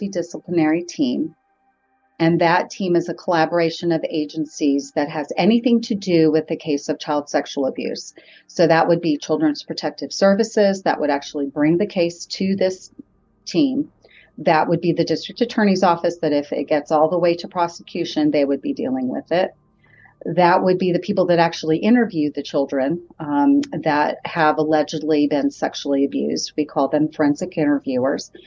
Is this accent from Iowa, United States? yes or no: no; Riverside, California, United States; moved away as an adult; now in Huntsville, United States; I am actually from Southern California, and I grew up in Riverside